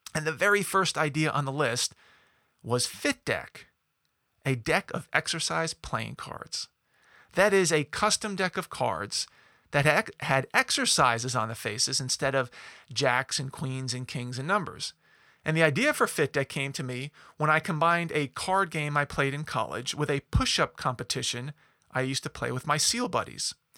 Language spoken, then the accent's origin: English; Long Island, New York, United States; I grew up in New York. I'm a Long Islander, to be exact